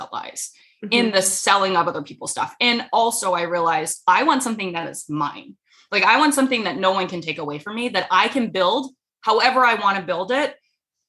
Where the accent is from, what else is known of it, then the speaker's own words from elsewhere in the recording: Rhode Island, United States; moved away as an adult; I moved halfway across the country because I'm originally from Rhode Island